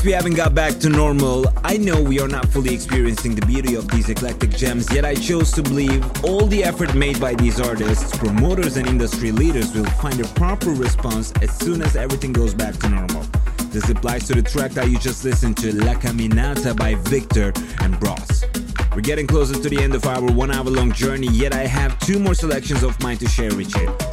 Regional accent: Turkey; moved away; I'm from Turkey and I'm still engaging with the Turkish audience and artists a lot

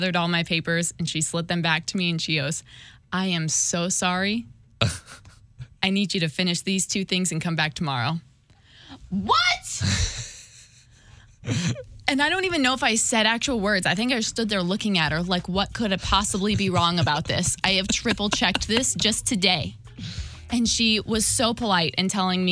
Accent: Illinois, United States; now in Missouri, United States; I'm originally from Illinois, now I'm officially a homeowner in Missouri

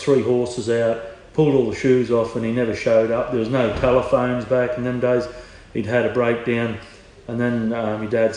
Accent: Queensland, Australia; moved away as an adult; now in Hunter Valley, Australia; I'm a Queenslander, I'd shod. Started shoeing when I was 14, shod

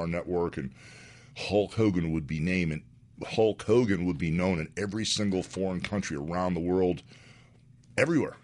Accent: Florida, United States; really from Florida

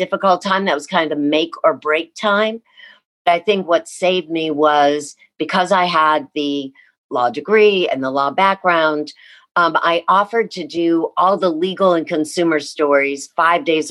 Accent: Columbus, Ohio, United States; moved away; I grew up in Columbus, Ohio

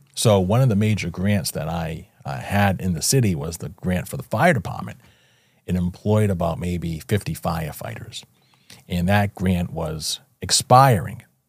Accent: Fall River, Massachusetts, United States; Born and raised in Fall River, Massachusetts, a small city about an hour south of Boston

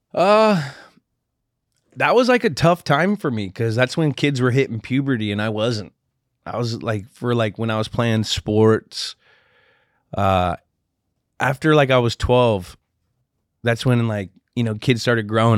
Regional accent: Redwood City, California, United States; my hometown

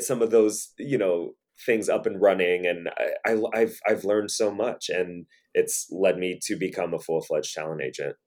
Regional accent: St. Louis, Missouri, United States; I grew up in Saint Louis, Missouri

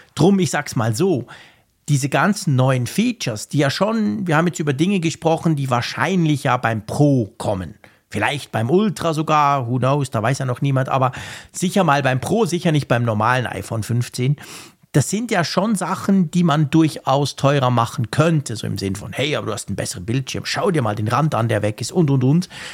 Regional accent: Switzerland; als Schweizer

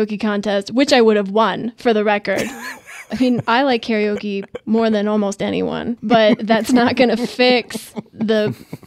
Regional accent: Midwest, United States; I'm from the Midwest, you know, I'm hardy work stock

